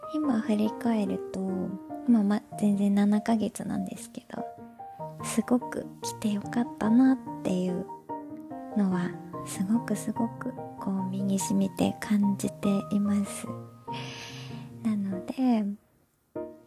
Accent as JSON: {"language": "Japanese", "country": "Japan", "tie": "born or raised there", "also_born_or_lived": "United States", "moved": "as an adult", "lives_now": "Toronto, Canada", "said": "日本で生まれ育って"}